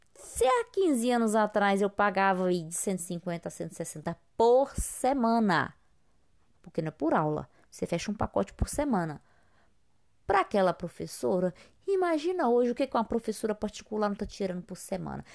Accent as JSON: {"language": "Portuguese", "country": "Brazil", "said": "somos brasileiros"}